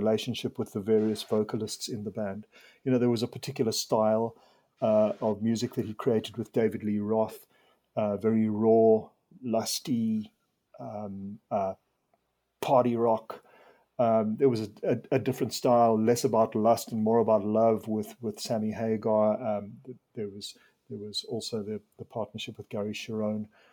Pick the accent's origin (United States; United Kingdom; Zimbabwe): Zimbabwe; now in South Africa; I was born in Zimbabwe and I, I was brought up there